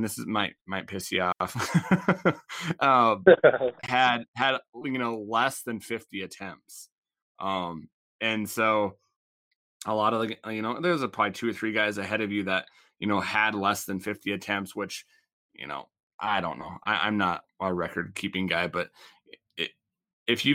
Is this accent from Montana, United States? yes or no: yes; Laurel, Montana, United States; played at my high school rivalry, Big Billings Central. So I'm from Laurel